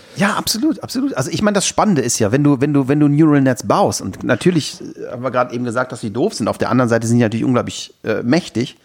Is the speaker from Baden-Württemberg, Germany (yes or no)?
no; Aachen, North Rhine-Westphalia, Germany; bei uns in Aachen